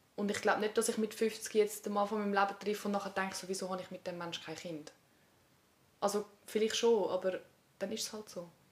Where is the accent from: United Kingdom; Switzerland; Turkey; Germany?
Switzerland; aufgewachsen bin in Eugst